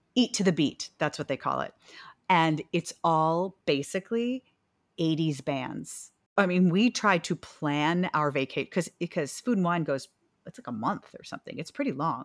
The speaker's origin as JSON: {"language": "English", "town": "New York City", "region": "New York", "country": "United States", "tie": "born or raised there", "also_born_or_lived": "Pennsylvania / Louisville, Kentucky", "said": "when I was, like, four and a half, we moved to New York City, where I've lived the rest of my life"}